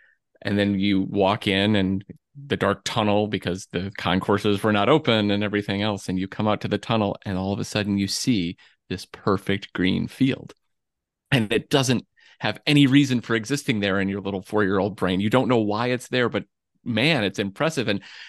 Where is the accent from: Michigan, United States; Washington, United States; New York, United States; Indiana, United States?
Michigan, United States; Flint; I am from Michigan, and I lived in the Flint area, but my family's all from Detroit.